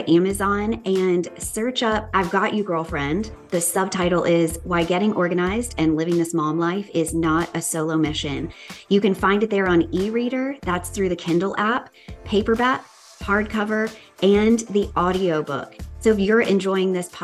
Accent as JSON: {"language": "English", "region": "the South", "country": "United States", "accent": "Southern", "said": "my good old Southern accent"}